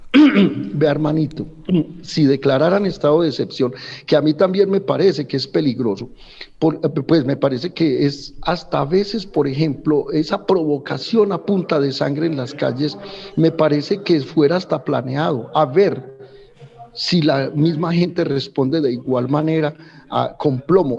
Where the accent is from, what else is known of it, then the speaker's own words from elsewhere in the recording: Colombia; somos hermanos, somos sangre colombiana